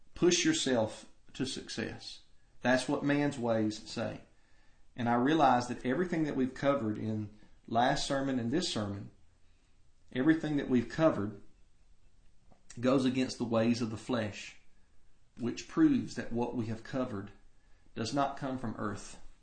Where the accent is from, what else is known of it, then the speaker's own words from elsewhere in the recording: United States; American Christians